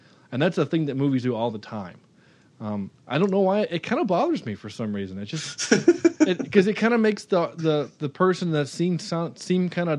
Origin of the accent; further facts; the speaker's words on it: United Kingdom; Because we're the British, and the only people we can make fun of at this point are the English or the French.